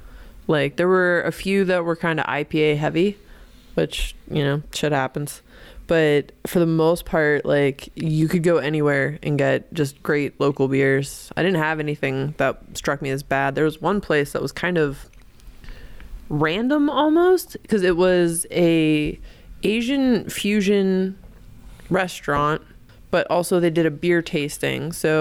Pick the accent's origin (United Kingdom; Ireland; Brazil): Ireland; I'm Irish. We just do vowels.